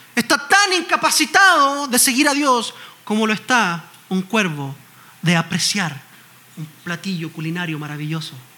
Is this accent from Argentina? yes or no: no; Chile; en Chile, en mi país.